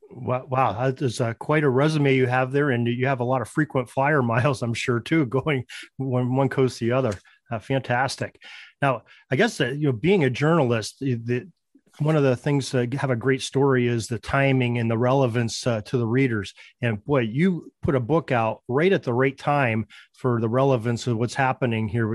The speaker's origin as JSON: {"language": "English", "region": "Western Pennsylvania", "country": "United States", "said": "I'm from Western Pennsylvania"}